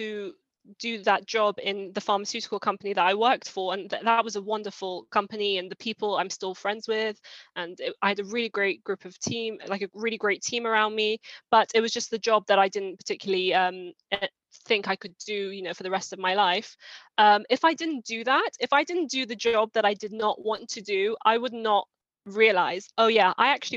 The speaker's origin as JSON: {"language": "English", "region": "London", "country": "United Kingdom", "tie": "born or raised there", "also_born_or_lived": "Iran", "said": "I've mostly lived in London and been in the UK from around 5 years old"}